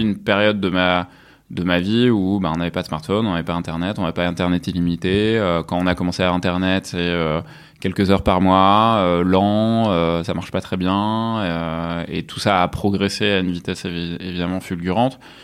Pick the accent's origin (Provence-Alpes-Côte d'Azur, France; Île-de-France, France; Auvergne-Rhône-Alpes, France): Provence-Alpes-Côte d'Azur, France; near Avignon; moved away as an adult; also born or lived in Rouen, Normandy / Lyon; now in Paris, France; Je suis né à Rouen, en Normandie, et mhm. puis après j'ai vécu euh, en Provence, en fait, depuis l'âge de 10 ans. Mhm. à côté d'Avignon